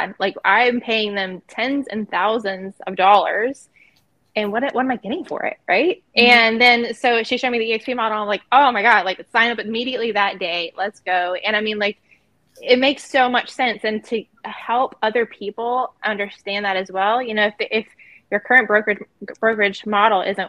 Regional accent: Myrtle Beach, South Carolina, United States; moved away as an adult; also born or lived in West Coast; I am here in Myrtle Beach, South Carolina. This is actually where I was born and raised

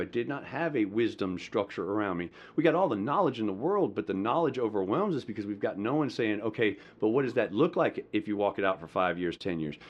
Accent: Madison County, Georgia, United States; also born or lived in Hollywood, Florida / Slidell, Louisiana; we moved here when I was in seventh grade. So from seventh grade to, you know, graduating, I was here in Madison County, which is a rural place in the state of Georgia, and that's where I say I actually grew up

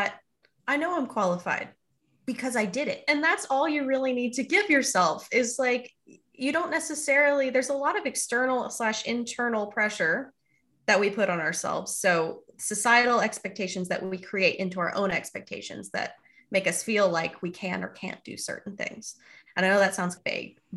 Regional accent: Houston, Texas, United States; it was a museum that I went to multiple times as a kid growing up in Houston, Texas.

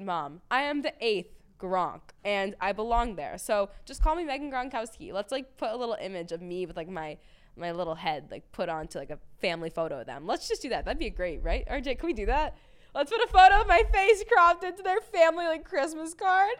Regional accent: Boston, Massachusetts, United States; I growing up in Boston

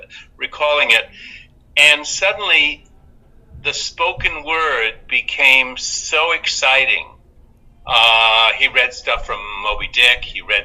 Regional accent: Michigan, United States; I was born in Detroit.

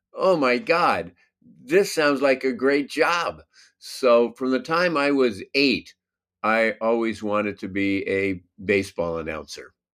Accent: Los Angeles, California, United States; I grew up in the San Fernando Valley, which is a suburb of Los Angeles.

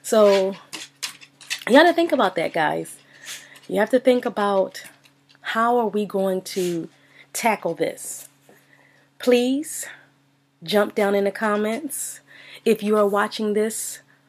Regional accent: Philadelphia, Pennsylvania, United States; growing up in Philadelphia

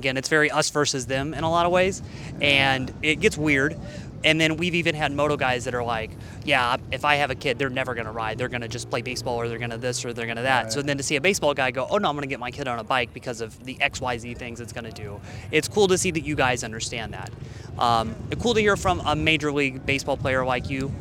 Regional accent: Illinois, United States; I grew up in Illinois. So I grew up like 5 hours directly east of here in St. Louis

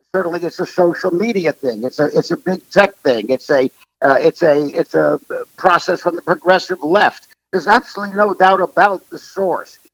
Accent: United States; as an American

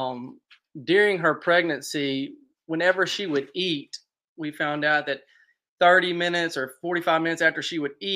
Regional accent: Natchez, Mississippi, United States; I'm from Natchez, Mississippi

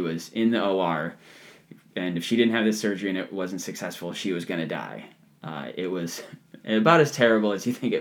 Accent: Ohio, United States; There's a patch of woods in my backyard where I grew up in Ohio

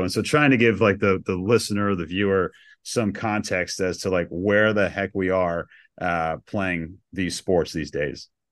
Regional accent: Shelburne Falls, Massachusetts, United States; also born or lived in Richmond, Virginia; I grew up in Western Mass, small town, ninety-nine kids in my graduating class

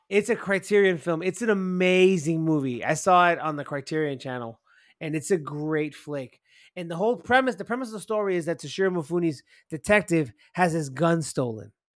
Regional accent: Miami, Florida, United States; Elias and myself, we're from Miami

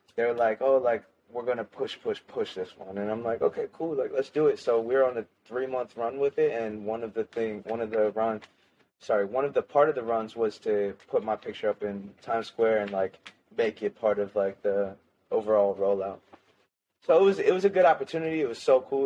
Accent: Lancaster, United States; moved away as an adult; also born or lived in Florida; I moved back from Florida back to my hometown in Lancaster.

